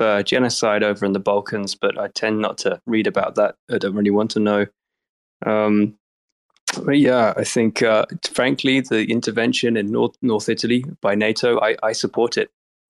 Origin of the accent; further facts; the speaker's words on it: Djursholm, Stockholm County, Sweden; I was raised in a suburb of Stockholm called Djursholm.